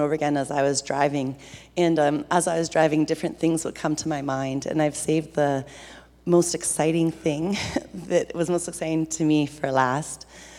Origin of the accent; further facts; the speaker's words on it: Ontario, Canada; I grew up on Georgian Bay on a place called Bomb Beach in the summers.